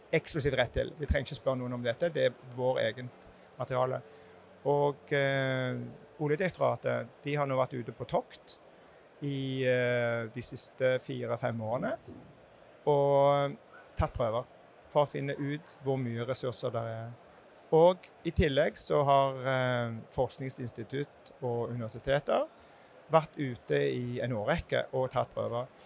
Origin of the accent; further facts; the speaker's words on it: Jæren, Rogaland, Norway; jeg kommer jo fra Jæren sjøl